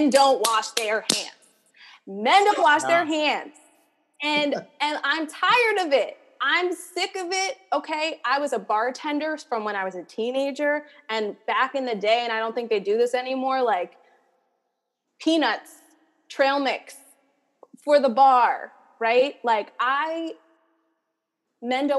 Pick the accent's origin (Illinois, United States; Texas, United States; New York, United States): New York, United States; New York City; I was born and raised in New York